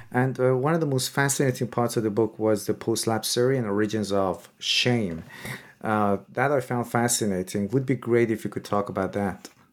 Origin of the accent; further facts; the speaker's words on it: Iran; moved away; I'm originally from Iran myself